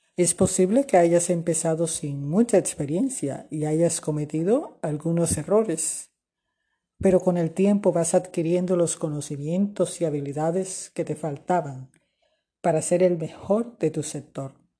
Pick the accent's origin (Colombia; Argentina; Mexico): Colombia; also born or lived in Barranquilla, Colombia; desde Barranquilla, Colombia